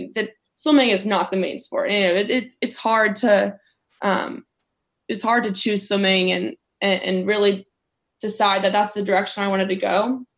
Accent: Texas, United States; like I said, I grew up in West Texas, and my coach, Trey Hayes there.

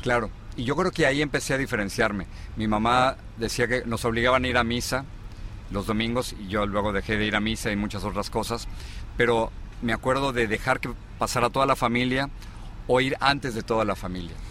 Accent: Mexico City, Mexico; moved away as an adult; also born or lived in Los Angeles / Miami; now in United States; me tocó eh, en la Ciudad de México y mm, crecí en el al norte de la Ciudad de México

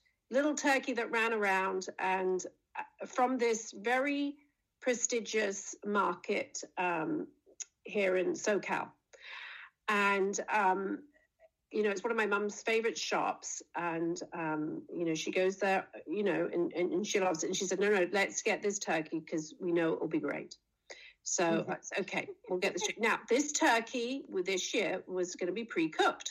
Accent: England, United Kingdom; now in United States; I'm English

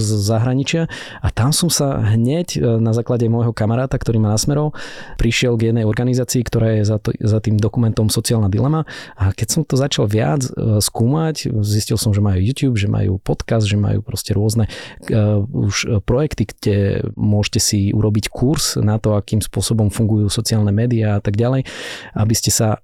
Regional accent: Prešov, Prešov Region, Slovakia; pochádzam z Prešova

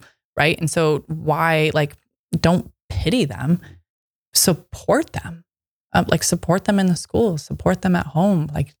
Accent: Michigan, United States; And you know, I come from Michigan.

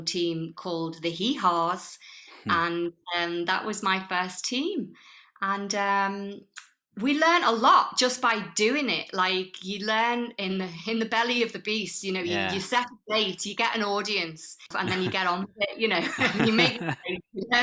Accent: the Wirral, North West England, United Kingdom; moved away as an adult; also born or lived in London / Brighton; I was brought up on the Wirral, but I left the Wirral when I was aged about 19, 20, and then lived in London for 12 years

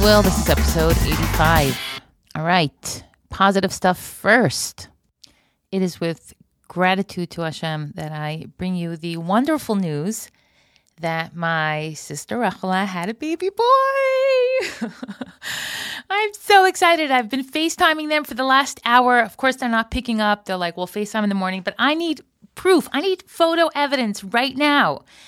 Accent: United States; moved away as an adult; now in Israel; an American who made Aliyah

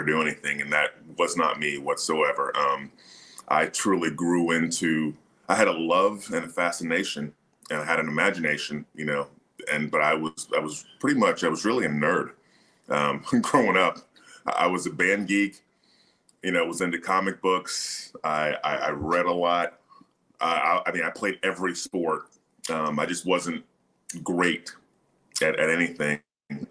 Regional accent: Tallahassee, Florida, United States; also born or lived in Miami, Florida; I was born in Miami. I was born at Mount Sinai Hospital there in Miami. But I grew up in Tallahassee

